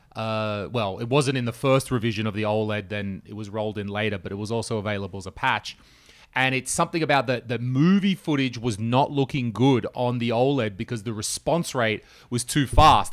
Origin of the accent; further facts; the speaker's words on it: Australia; moved away; as an Australian